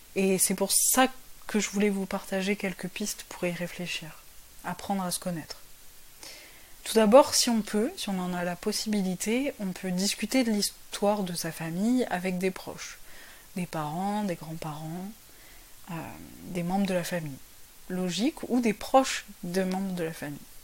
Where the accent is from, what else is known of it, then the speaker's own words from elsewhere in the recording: France; also born or lived in Paris / south of France / Portugal (ancestry); je suis française avec des origines portugaises.